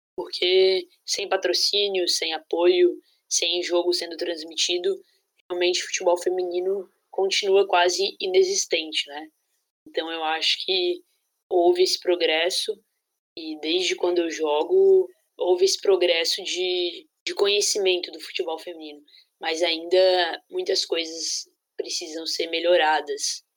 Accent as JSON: {"language": "Portuguese", "town": "Jaraguá do Sul", "region": "Santa Catarina", "country": "Brazil", "tie": "born or raised there", "said": "E aí eu fui jogar na escolinha da cidade, de Jaraguá do Sul, que foi onde eu nasci"}